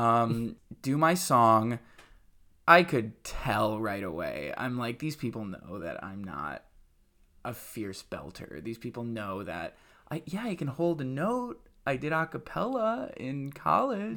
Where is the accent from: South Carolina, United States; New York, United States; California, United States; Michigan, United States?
New York, United States; Webster; also born or lived in Buffalo, New York; now in New York City, United States; I'm from Rochester, New York. I'm actually from, well, really a, a suburb outside of Rochester, New York called